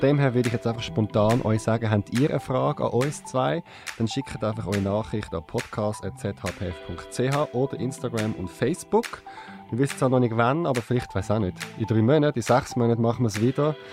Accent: Zurich, Switzerland; Ich bin in Zürich aufgewachsen, im Kreis 8

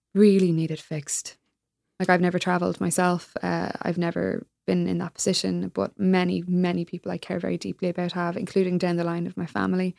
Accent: Ireland; moved away as an adult; also born or lived in United States; as an Irish immigrant

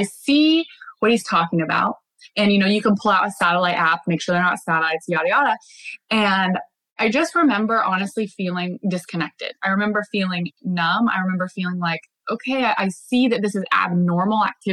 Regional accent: Bellingham, Washington, United States; We're back in my hometown, Bellingham.

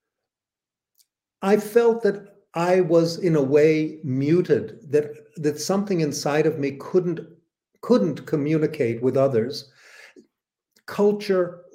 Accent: Tel Aviv, Tel Aviv District, Israel; first language English; moved away; I lived in Tel Aviv, and learning Hebrew, growing up amongst Jews in Israel at that time

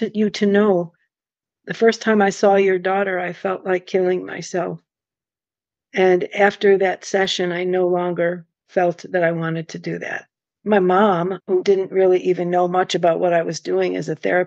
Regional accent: Buffalo, New York, United States; also born or lived in Texas / Rochester; Then we moved to Buffalo

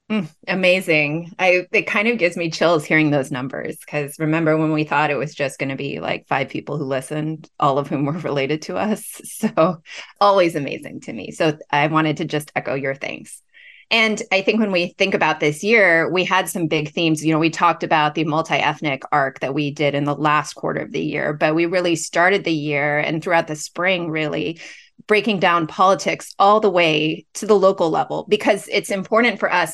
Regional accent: Los Angeles, California, United States; moved away as an adult; also born or lived in Boston / Cambridge / Tokyo / New York; now in Bay Area, United States; I grew up in Los Angeles

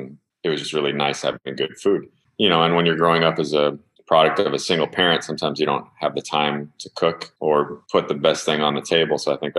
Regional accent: St. Louis, Missouri, United States; also born or lived in Mexico City, Mexico / Mérida, Yucatán, Mexico; So I was born in Mexico City. My family lives in the Yucatan in a city called Mérida. Most of my family does. You know, I think I grew up there until I was about 5 or 6. And then my dad moved us to St. Louis, Missouri.

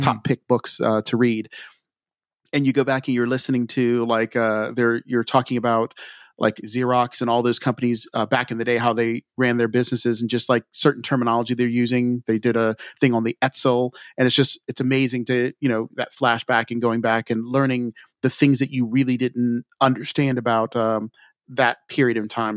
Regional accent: Montgomery County, Maryland, United States; also born or lived in Frederick County, Maryland; I grew up in Montgomery County, which is a little south of where I'm at now

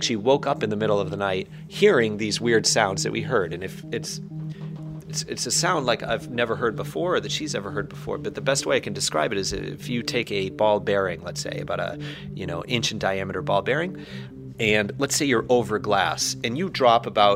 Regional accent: Barrington, New Hampshire, United States; moved away as an adult; also born or lived in Poland / China; I'm originally from New Hampshire, from Barrington, New Hampshire

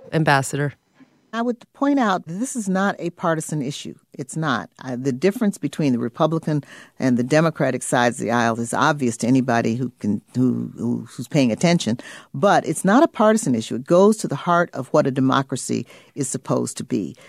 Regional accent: Illinois, United States; I come from Illinois

